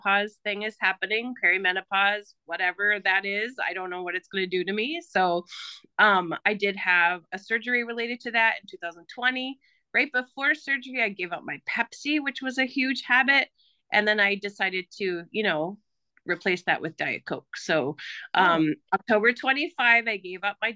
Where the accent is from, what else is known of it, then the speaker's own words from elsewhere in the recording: Houghton County, Michigan, United States; I'm from a very small town at the very tippy top of Michigan, in the Houghton County area near Lake Superior.